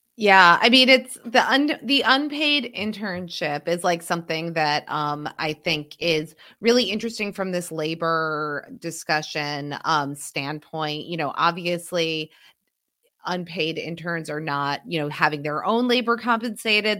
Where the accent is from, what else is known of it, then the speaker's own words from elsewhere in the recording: Pennsylvania, United States; my home state of Pennsylvania